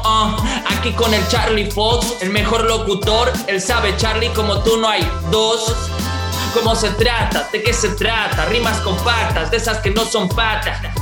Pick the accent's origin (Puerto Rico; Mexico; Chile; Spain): Mexico; Monterrey, Nuevo León; acá ya extrañaba mi, mi, mi, Regiolandia acá en Monterrey. La verdad es que yo soy muy, muy de, mi tierra, me gusta mucho, me gusta mucho Monterrey